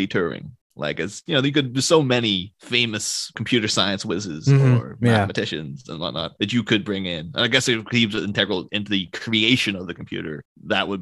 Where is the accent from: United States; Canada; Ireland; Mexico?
Ireland; As an Irish person myself